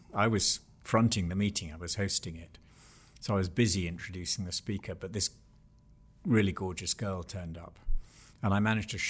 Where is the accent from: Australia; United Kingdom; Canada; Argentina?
United Kingdom; England; I was brought up, and this will seem very odd to many listeners, but I was brought up in England. I was born in 1953. And in my childhood, formal Church of England church going was quite a normal thing.